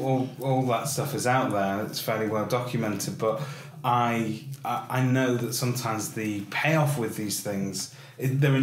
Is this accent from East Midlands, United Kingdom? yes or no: no; Salford, North West England, United Kingdom; also born or lived in North Manchester; I was born in Salford, so not far down the road from here at the moment, and I've worked and lived in sort of North Manchester all my life.